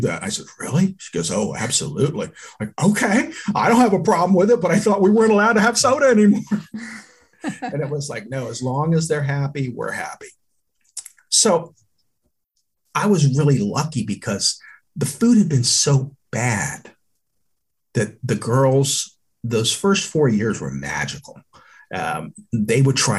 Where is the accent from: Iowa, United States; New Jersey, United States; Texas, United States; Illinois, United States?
Texas, United States; moved away; also born or lived in Philadelphia area; I'm from Texas